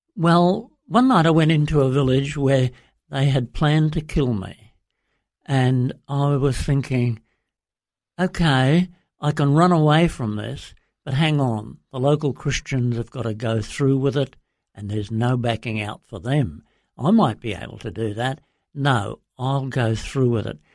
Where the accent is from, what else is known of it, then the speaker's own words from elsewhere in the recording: Brisbane, Queensland, Australia; moved away as an adult; also born or lived in Papua New Guinea; I grew up in Brisbane and in Queensland